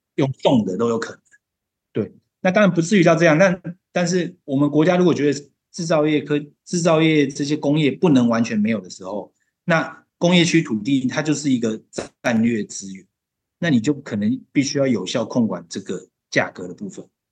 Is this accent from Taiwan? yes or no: yes; Taiwan; 我们台湾人